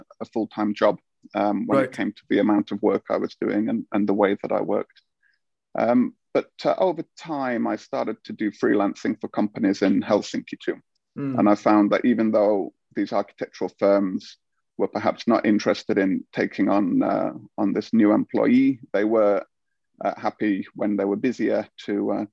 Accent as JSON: {"language": "English", "country": "United Kingdom", "moved": "as an adult", "lives_now": "Finland", "said": "being a Brit here"}